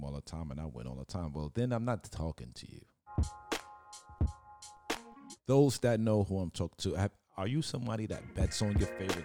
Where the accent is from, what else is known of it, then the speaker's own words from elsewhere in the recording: New York City, New York, United States; I'm from Brooklyn.